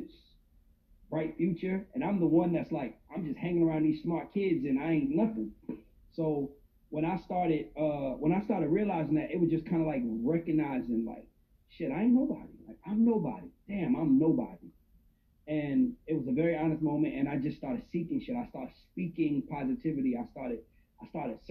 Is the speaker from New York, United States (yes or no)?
yes; New York City, New York, United States; moved away; also born or lived in Atlanta, Georgia; I'm originally from the South Bronx, Patterson Projects